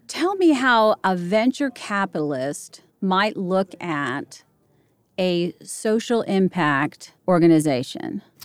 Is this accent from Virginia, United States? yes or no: yes; Arlington, Virginia, United States; now in Nashville, United States; I grew up in Arlington